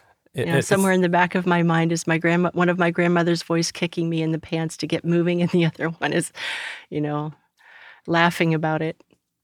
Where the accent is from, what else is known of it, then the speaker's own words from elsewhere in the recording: Pittsburgh, Pennsylvania, United States; in Pittsburgh, so yeah, I am from around here, but not from Texas.